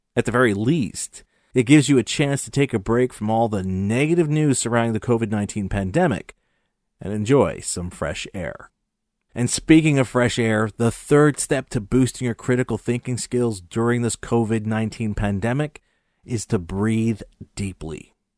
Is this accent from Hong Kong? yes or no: no; Montreal, Quebec, Canada; my hometown Montreal